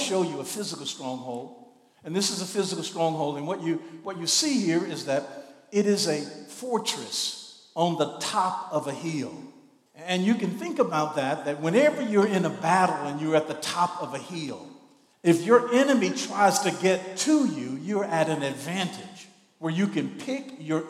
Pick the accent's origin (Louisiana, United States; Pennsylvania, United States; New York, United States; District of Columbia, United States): Louisiana, United States; Shreveport; I grew up in Shreveport